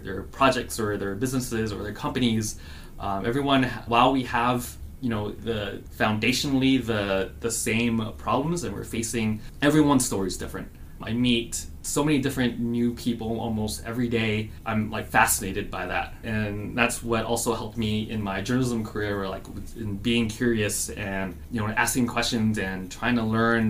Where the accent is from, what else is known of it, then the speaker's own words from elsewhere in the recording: Guam; also born or lived in Los Angeles, California; now in Phoenix, United States; I grew up on Guam, which is a small South Pacific island.